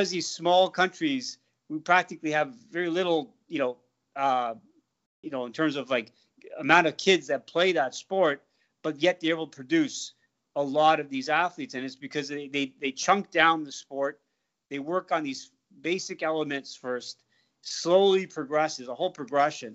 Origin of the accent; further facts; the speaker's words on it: South Africa; moved away; I was brought up in South Africa